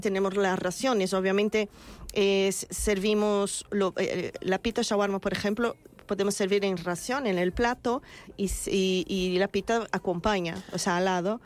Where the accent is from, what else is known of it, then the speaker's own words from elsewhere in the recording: Brazil; Spanish is a second language; moved away as an adult; also born or lived in England / Israel; now in Madrid, Spain; yo salí de Brasil, eh, yo llevo mm, más de 15 años fuera de Brasil